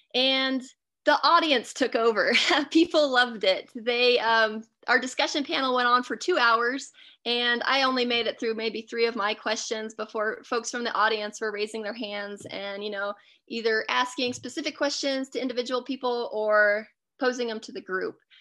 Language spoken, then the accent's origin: English; Alaska, United States; I grew up in Alaska